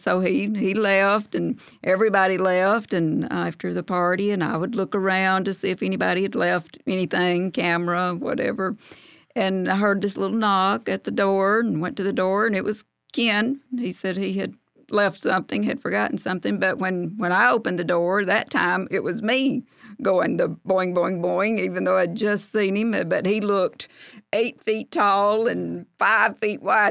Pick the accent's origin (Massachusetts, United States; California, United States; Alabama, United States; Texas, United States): Alabama, United States; Arab; I'm from Arab